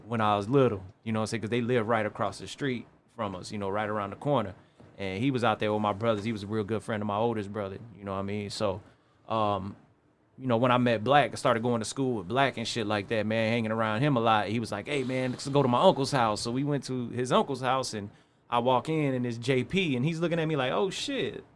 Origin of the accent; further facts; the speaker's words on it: East Chicago, Indiana, United States; I was born and raised in East Chicago, North Side.